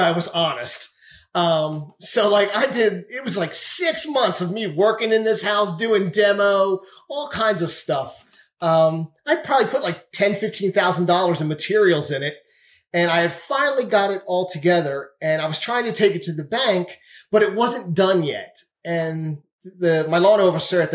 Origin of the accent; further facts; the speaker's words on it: Greenville, United States; I'm from Greenville.